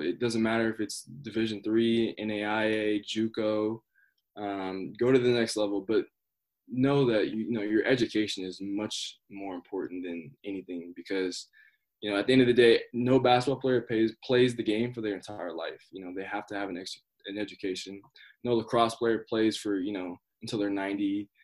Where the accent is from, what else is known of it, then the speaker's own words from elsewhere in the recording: Colorado, United States; growing up in Colorado